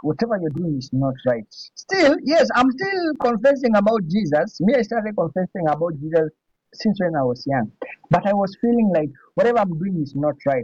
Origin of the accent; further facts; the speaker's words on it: Nairobi, Kenya; I'm all from Kenya